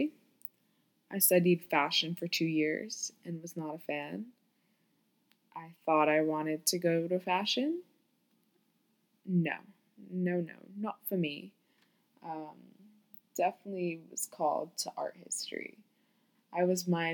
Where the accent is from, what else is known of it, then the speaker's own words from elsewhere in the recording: Florida, United States; moved away as an adult; also born or lived in New York; now in New York City, United States; I was born in New York, but I grew up in Florida